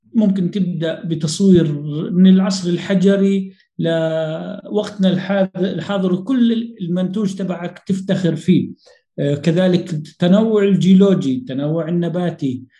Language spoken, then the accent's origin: Arabic; Jordan; عندنا بالأردن